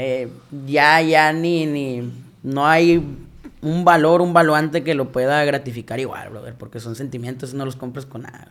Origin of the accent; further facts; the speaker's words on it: Caborca, Sonora, Mexico; Caborca, que es de donde yo soy